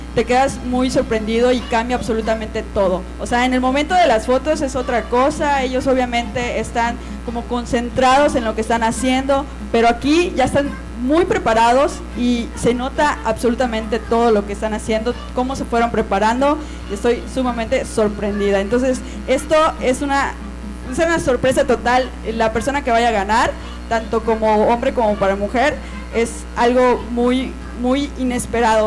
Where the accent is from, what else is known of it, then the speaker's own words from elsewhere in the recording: Cozumel, Quintana Roo, Mexico; also born or lived in Mérida, Yucatán; yo nací en Mérida, Yucatán, pero a los tres meses de nacida, pues ya me vine para vivir a Cozumel. Entonces soy orgullosamente cozumeleña.